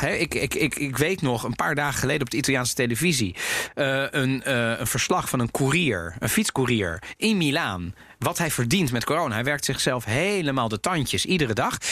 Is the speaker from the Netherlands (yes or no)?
yes; Netherlands; ik ben ook opgegroeid in Nederland